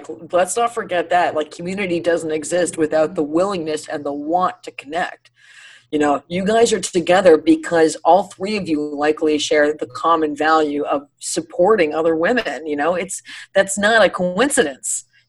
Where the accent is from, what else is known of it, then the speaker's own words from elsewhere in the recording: Ireland; Actually, I'm Irish. I use like a mild salsa.